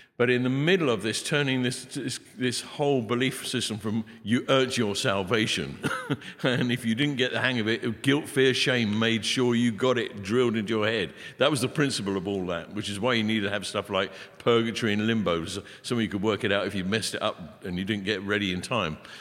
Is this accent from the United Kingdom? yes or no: yes; England, United Kingdom; I'm an Englishman, got bad accent